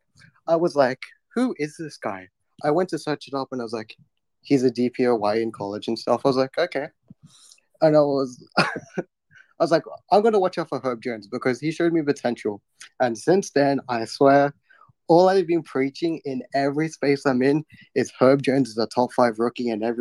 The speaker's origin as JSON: {"language": "English", "country": "Australia", "said": "I'm from Australia"}